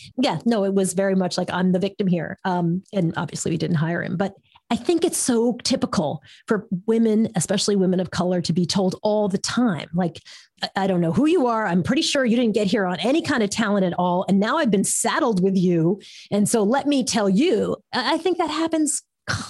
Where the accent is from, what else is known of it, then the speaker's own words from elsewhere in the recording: New York, United States; moved away as an adult; also born or lived in San Francisco; I was in San Francisco and I was from New York